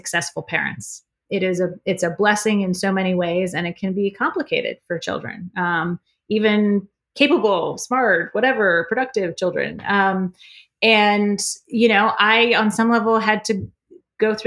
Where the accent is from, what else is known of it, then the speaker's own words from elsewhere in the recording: Iowa, United States; now in Annapolis, United States; we're both from Iowa